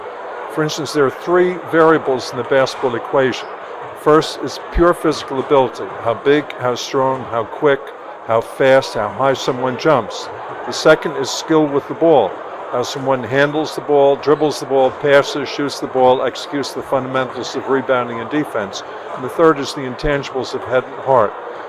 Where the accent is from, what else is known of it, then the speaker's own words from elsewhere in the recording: New York City, New York, United States; Growing up in New York City in the late 50s and early 60s